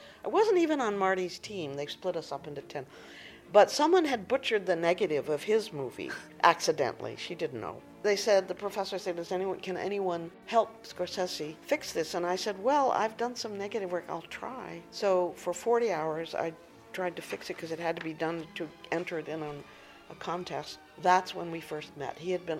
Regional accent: Algeria; born there; I was born in Algeria because my father worked for an oil company.

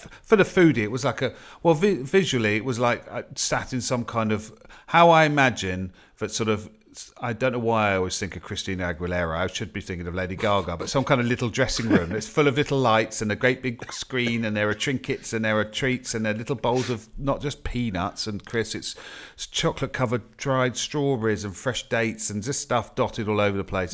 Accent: United Kingdom; as a Brit

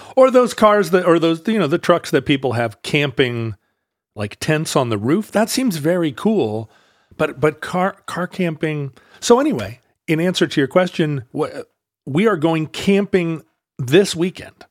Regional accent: Alaska, United States; growing up in Alaska

